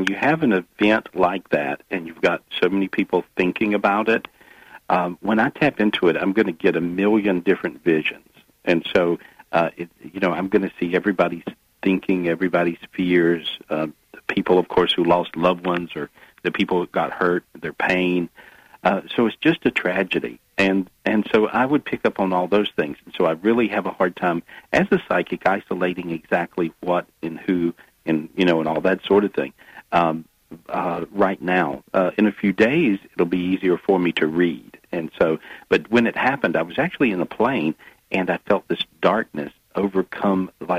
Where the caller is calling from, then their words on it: Minneapolis, Minnesota, United States; I'm back in the U.S. I'm in Minneapolis today.